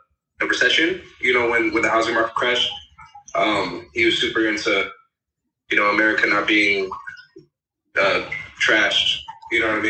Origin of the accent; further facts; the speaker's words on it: Los Angeles, California, United States; I'm really from the Valley, so I tell everybody I'm from